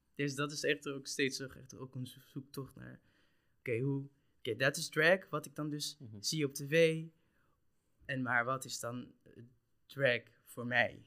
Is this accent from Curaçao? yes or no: yes; Curaçao; now in Netherlands; ik kom uit Curaçao